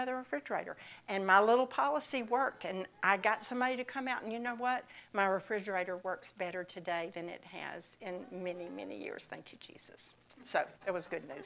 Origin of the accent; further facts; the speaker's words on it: Mississippi, United States; moved away; I'm from Mississippi